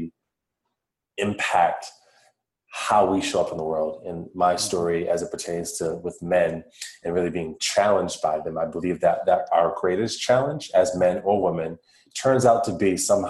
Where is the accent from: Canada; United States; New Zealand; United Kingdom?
United States; Worcester, Massachusetts; I grew up on the East Coast of the United States of America, and I was in a city called Worcester in the state of Massachusetts.